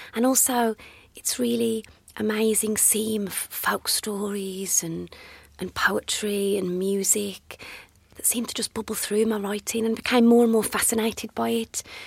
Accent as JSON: {"language": "English", "town": "Dudley", "region": "West Midlands", "country": "United Kingdom", "tie": "born or raised there", "accent": "Black Country", "said": "I grew up in Dudley, in the black country, an area sadly with a much maligned accent"}